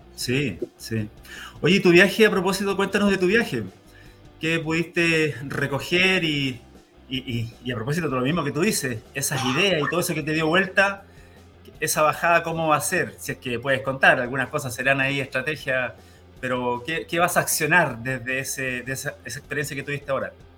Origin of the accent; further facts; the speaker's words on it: Santiago, Santiago Metropolitan Region, Chile; moved away as an adult; now in Los Ríos Region, Chile; Yo vengo de la comuna de La Florida, en Santiago, donde allá éramos 400.000 personas